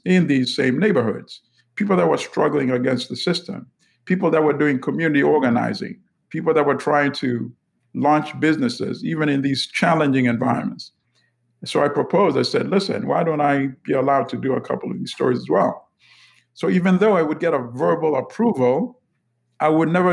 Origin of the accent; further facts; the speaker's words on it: Uganda; also born or lived in Bronx, New York, United States; now in New York, United States; I am from Uganda, born in Uganda. I live in the Bronx, New York, USA.